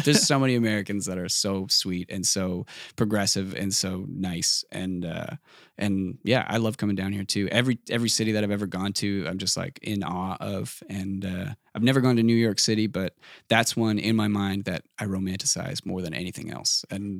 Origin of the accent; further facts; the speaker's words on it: East Coast, Canada; And especially it's on the East Coast. Like I'm from the East Coast. There's like a definite similarity between like all the New England states and the East Coast of Canada.